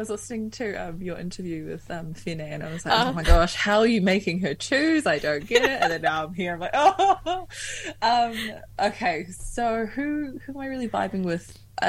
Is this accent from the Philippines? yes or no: yes; Philippines; This song is called … It means I'm Filipino.